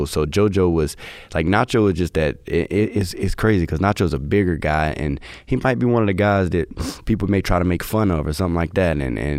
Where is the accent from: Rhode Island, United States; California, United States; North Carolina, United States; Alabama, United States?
North Carolina, United States; also born or lived in Durham / Greensboro / High Point / Winston-Salem; I literally stayed in Durham, Greensboro, High Point, Winston, Davie County, so Coulomb, Mocksville, I'm all over. So I'm all over for North Carolina.